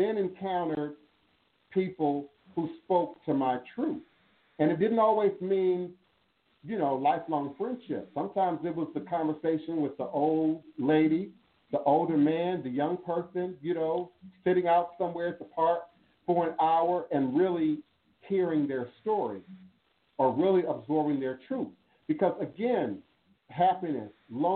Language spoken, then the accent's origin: English; Washington, District of Columbia, United States; also born or lived in Chicago, Illinois; he moved us to the DMV